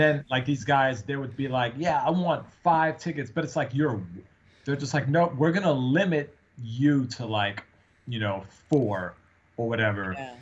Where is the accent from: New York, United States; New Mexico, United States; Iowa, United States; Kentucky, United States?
New York, United States; now in Seattle, United States; we're both from from New York